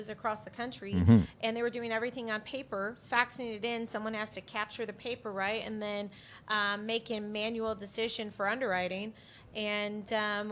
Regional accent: Aurora, Illinois, United States; growing up outside of Chicago

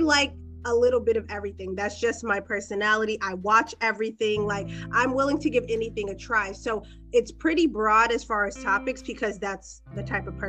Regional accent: Boston, Massachusetts, United States; I am from Boston, Massachusetts

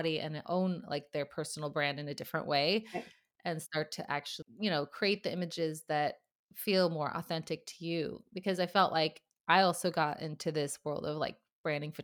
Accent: United States; now in Sweden; being an American in Sweden

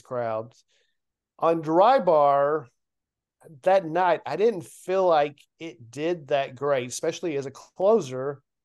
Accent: Lebanon, Tennessee, United States; my hometown of Lebanon

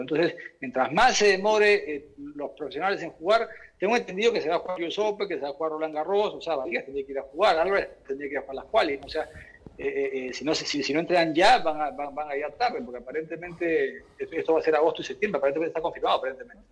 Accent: Peru; Todos somos peruanos

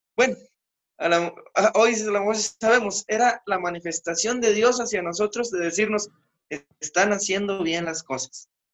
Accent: San Pedro, Mexico; muchas familias de donde soy de San Pedro son producto del Continental

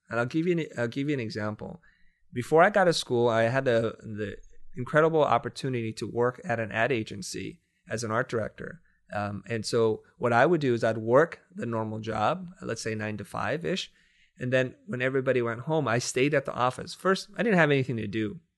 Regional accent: United States; I grew up poor in the United States

